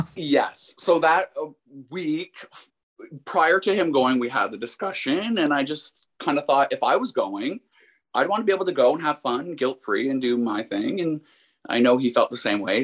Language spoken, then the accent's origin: English; Windsor, Ontario, Canada; I'm actually from Windsor, which is just across the river from Detroit